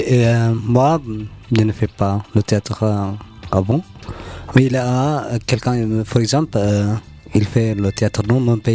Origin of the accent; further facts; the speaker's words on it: Eritrea; moved away; je viens d'Érythrée.